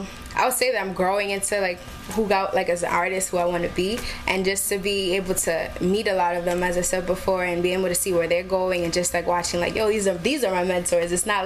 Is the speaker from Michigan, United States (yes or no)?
no; New York City, New York, United States; born or raised there